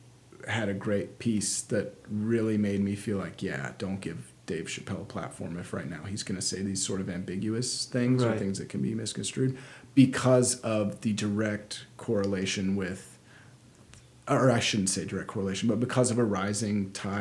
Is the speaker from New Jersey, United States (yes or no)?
no; South Carolina, United States; I'm from South Carolina, and so when I go back around those people, I had folks in Alabama, my accent will start to come out